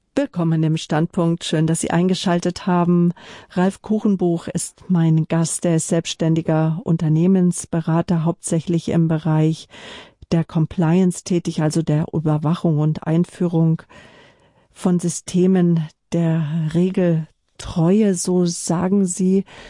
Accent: Northern Germany, Germany; als Norddeutscher

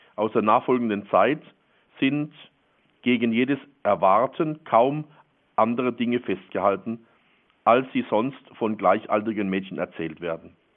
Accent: Northern Black Forest, Baden-Württemberg, Germany; in unserer Nachbarschaft, wo ich zu Hause bin, im Nordschwarzwald

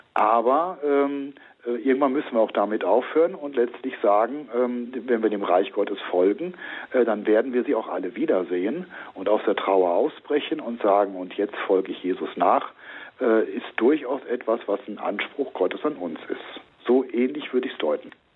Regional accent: Rhineland, Germany; now in Hopsten, Germany; also ich bin Rheinländer

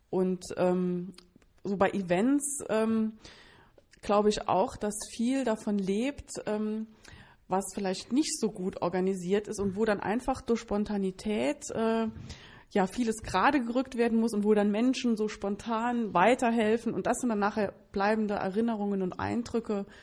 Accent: Münster, North Rhine-Westphalia, Germany; Ja, wir kommen aus Münster.

